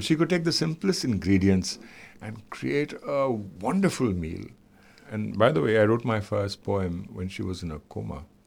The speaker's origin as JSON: {"language": "English", "country": "India", "said": "I am visiting from India, where there are a thousand shades of human skin"}